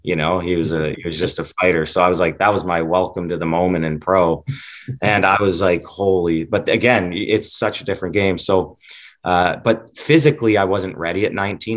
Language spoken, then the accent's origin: English; Western Canada, Canada; Growing up in Western Canada